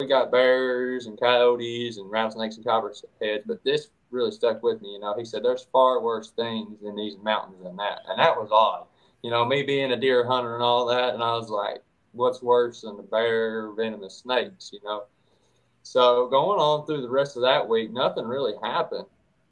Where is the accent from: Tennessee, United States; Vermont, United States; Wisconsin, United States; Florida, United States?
Tennessee, United States; East; I'm from East Tennessee, born and raised.